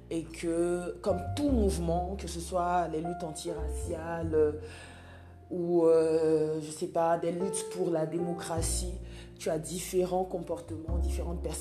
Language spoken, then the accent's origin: French; Côte d’Ivoire; Donc je rappelle que je suis ivoirienne en Côte d'Ivoire